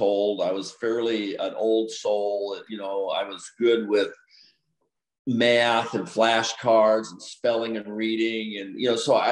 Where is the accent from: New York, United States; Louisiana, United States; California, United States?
California, United States; Los Angeles; also born or lived in Geneseo, Illinois; I grew up in Los Angeles.